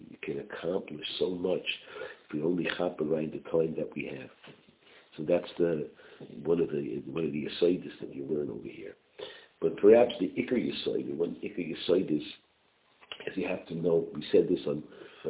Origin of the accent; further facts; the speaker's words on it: Borough Park, New York, United States; And I grew up in Borough Park.